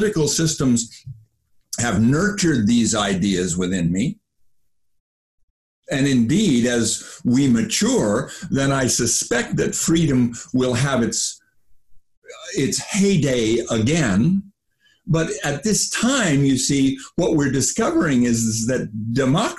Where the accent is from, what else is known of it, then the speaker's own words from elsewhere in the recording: United States; I grew up in the United States of America